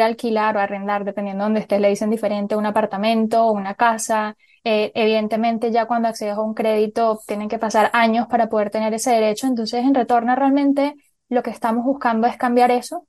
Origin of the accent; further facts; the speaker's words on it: Venezuela; moved away as an adult; also born or lived in Colombia; yo nací en Colombia y me crié en Venezuela